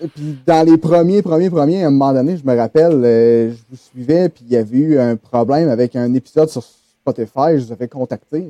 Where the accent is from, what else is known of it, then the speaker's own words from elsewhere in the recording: Quebec City, Quebec, Canada; also born or lived in Saint-Hyacinthe; je suis originaire de Québec